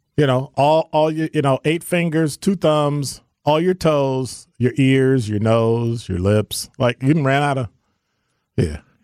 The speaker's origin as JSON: {"language": "English", "town": "Chicago", "region": "Illinois", "country": "United States", "moved": "as an adult", "lives_now": "Milwaukee, United States", "said": "from Chicago"}